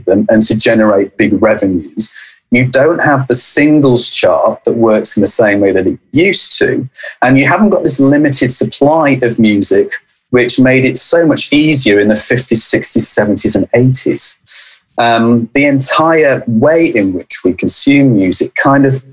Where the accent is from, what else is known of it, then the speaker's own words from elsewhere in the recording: Manchester, North West England, United Kingdom; I come from Manchester